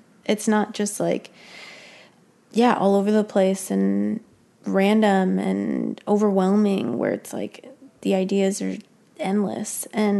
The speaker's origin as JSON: {"language": "English", "town": "Prescott", "region": "Arizona", "country": "United States", "said": "I'm from Prescott."}